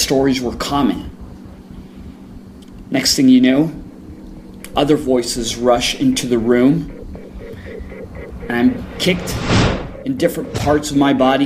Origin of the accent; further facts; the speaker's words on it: El Paso, Texas, United States; I grew up in El Paso, which is border town with Juarez